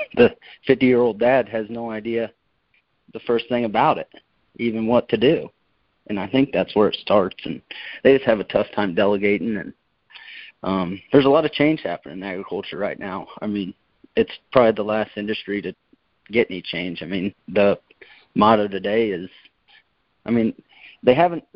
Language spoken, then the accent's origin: English; Kansas City, United States; we're from Kansas City